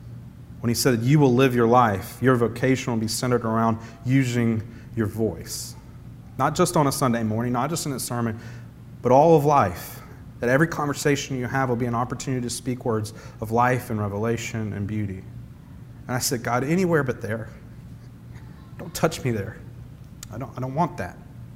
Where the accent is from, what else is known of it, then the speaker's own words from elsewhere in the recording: the South, United States; as one of my mom's friends, and I'm from the South, but she said, you know, …, he sounds like a Yankee now.